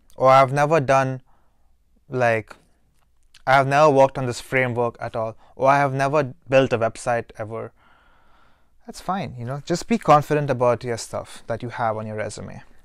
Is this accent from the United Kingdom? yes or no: no; Dubai, United Arab Emirates; moved away; I'm from Dubai.